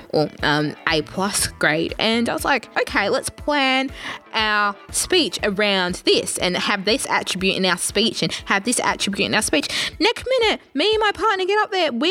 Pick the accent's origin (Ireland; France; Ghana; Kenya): Kenya; I'm a, technically I'm a Kenyan, so technically I'm meant to be good at running